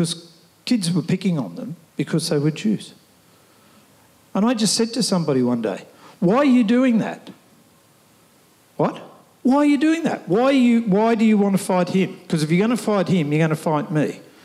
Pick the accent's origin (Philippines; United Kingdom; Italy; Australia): Australia; Sydney, New South Wales; I was born at Fairfield, which is western suburb Sydney. My parents were born in Australia, and I was born in Australia.